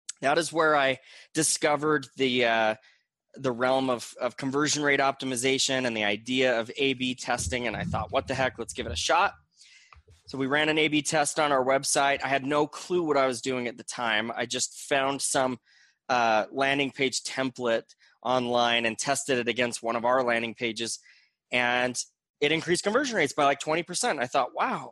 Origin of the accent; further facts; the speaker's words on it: Gilbert, Arizona, United States; moved away as an adult; now in Utah, United States; I grew up in Gilbert, Arizona, from the Phoenix Valley, and moved to Utah, where I currently live, when I was about 21